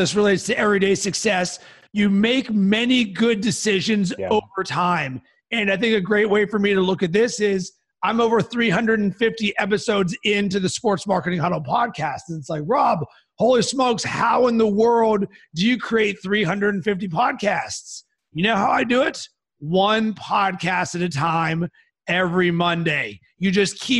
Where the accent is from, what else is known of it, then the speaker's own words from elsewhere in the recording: Pittsburgh, Pennsylvania, United States; I'm from Pittsburgh